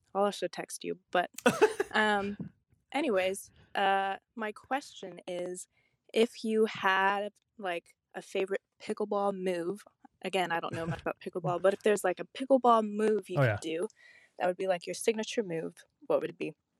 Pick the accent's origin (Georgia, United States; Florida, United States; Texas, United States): Georgia, United States; Atlanta; I'm from Atlanta, Georgia.